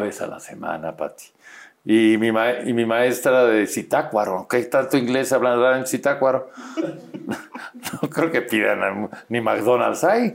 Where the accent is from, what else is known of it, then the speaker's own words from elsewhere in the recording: Mexico City, Mexico; Y ahí, ahí fue donde nací, pero soy chilango.